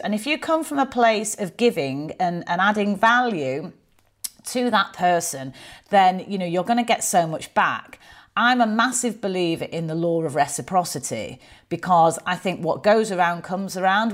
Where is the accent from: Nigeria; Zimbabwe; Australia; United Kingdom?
United Kingdom; Manchester, North West England; accent: Mancunian; I am from Manchester. I am very proud of where I grew up.